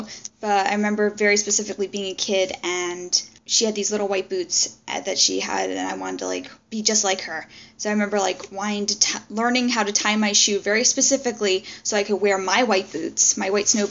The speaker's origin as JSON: {"language": "English", "region": "Maryland", "country": "United States", "said": "I'm originally from the Metro DC area, from the Maryland side"}